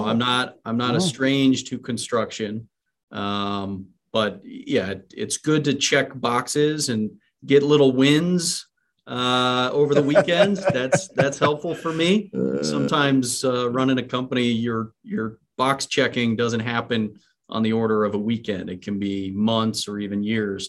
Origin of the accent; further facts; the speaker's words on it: Parker, Colorado, United States; also born or lived in Louisville, Colorado; I grew up here in Colorado, in Parker. So southeast of Denver